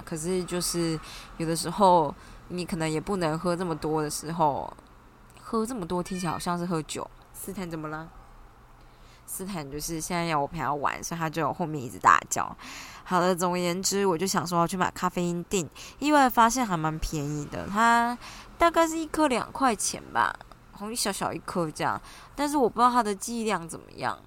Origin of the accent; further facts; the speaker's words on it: Taiwan; 我们台湾人可能英文知道、中文知道、日语知道一点、韩语知道一点